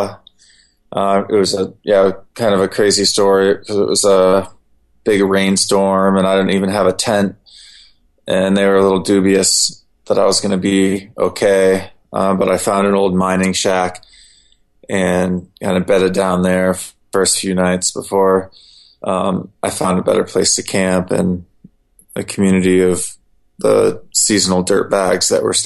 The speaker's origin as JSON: {"language": "English", "country": "Germany", "tie": "born or raised there", "said": "I was born in Germany, and my father's Turkish"}